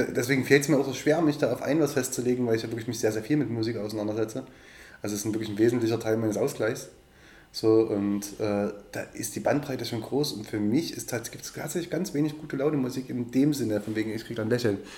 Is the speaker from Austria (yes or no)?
no; Döbeln, Saxony, Germany; Döbeln und Umgebung, es ist meine Heimat